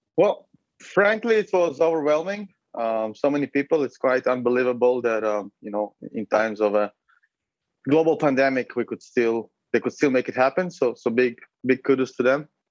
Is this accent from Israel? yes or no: yes; Israel; moved away as an adult; also born or lived in Uzbekistan / Berlin, Germany / Lithuania; now in Lisbon, Portugal; So originally, I'm from Israel, and or, well, I was born in Uzbekistan, but I lived in Israel for most of my life, to be accurate from the age of five.